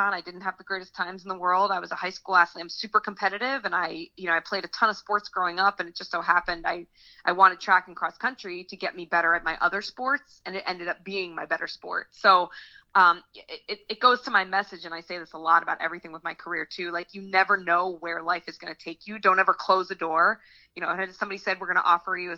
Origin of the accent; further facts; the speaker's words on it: Morristown, New Jersey, United States; I grew up in Morristown, which is only about, you know, 45, 50 minutes to Rutgers